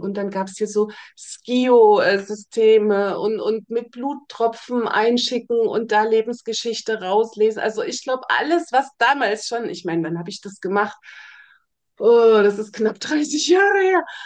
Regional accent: Germany; ich bin ja in der DDR aufgewachsen, im Kommunismus.

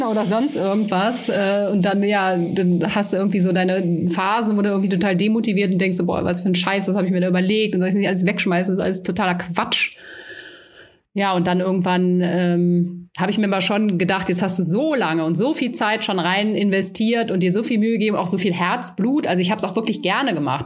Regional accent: Rhineland, Germany; now in Bavaria, Germany; ich komme ursprünglich aus dem Rheinland. Ich glaube auch so, wir haben da ja schon so eine etwas direktere Mentalität als hier in Bayern

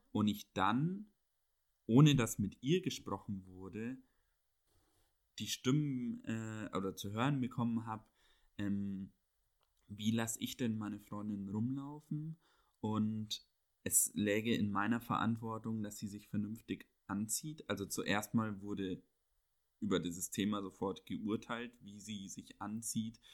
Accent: Bavaria, Germany; moved away as an adult; also born or lived in Munich; now in Berlin, Germany; Ich bin ja in Bayern auch groß geworden

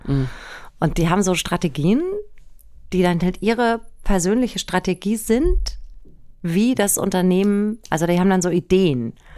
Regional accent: Germany; ich bin im Wald aufgewachsen. Wirklich am Waldrand

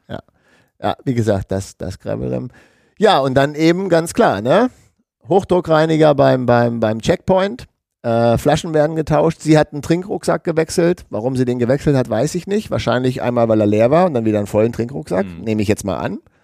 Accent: Germany; wir sind ja immer als Deutsche

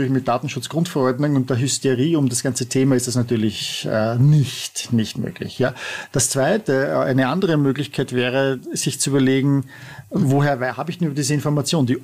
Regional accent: Vienna, Austria; Du bist Tiroler, ich bin Wiener

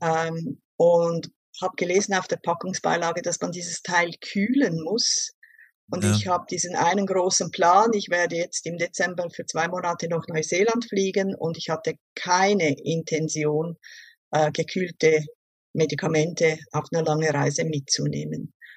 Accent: Switzerland; Ich komme aus der Schweiz und ich arbeite als Berufsschullehrerin an einer Berufsschule hier in der Schweiz

